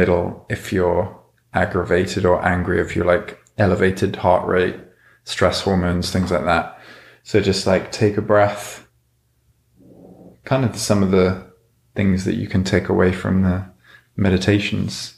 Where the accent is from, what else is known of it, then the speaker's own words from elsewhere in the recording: United Kingdom; I am British